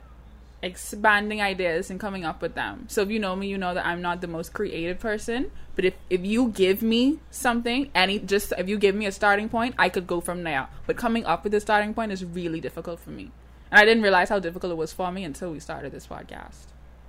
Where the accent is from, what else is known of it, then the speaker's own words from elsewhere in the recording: Bahamas; moved away as an adult; I just happened to go to school where there were no Bahamians. So there was no little inkling of home.